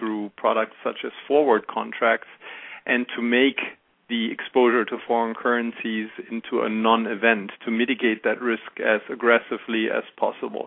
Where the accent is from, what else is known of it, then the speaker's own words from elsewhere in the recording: Germany; accent: German; English is a second language; moved away as an adult; now in United States; As you can hear from my accent, I am German. I grew up in Germany and went to university there